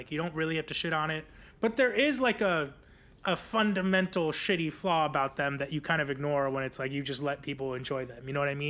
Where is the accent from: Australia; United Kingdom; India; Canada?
India; I guess like as an Indian person, I was always a little like skeptical of like people loving British royals